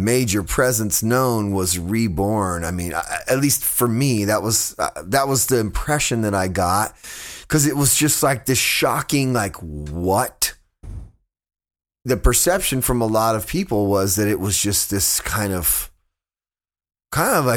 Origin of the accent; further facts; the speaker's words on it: Fresno, California, United States; my area, growing up in Fresno and Southern California, Central California